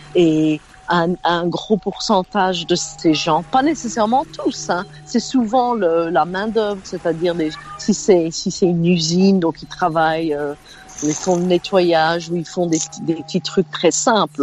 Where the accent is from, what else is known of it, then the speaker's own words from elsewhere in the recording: Belgium; moved away as an adult; now in United States; Je suis né en Belgique, donc la loi belge quand je suis née en Belgique en, 1967